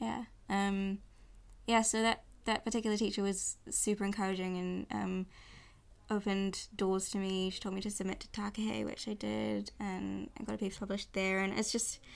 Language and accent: English; Auckland, New Zealand; also born or lived in London; I've lived in Auckland almost my whole life